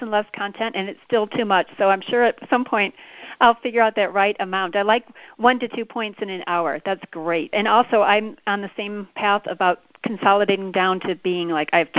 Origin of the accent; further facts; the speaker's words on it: Chicago, Illinois, United States; I'm a Midwest girl, too. I grew up in Chicago area